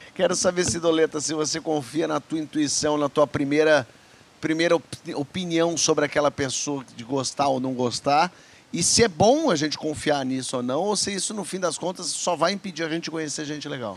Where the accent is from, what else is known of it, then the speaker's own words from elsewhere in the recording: São Paulo, Brazil; moved away as an adult; now in Rio de Janeiro, Brazil; Eu, eu vivi a vida inteira em São Paulo, tenho meus amigos todos de infância, são de São Paulo